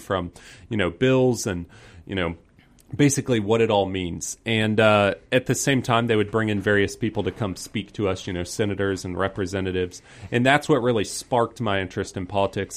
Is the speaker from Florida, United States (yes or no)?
no; Peachtree Corners, Georgia, United States; I grew up in the Peachtree Corners, North Cross area, so just north of Atlanta.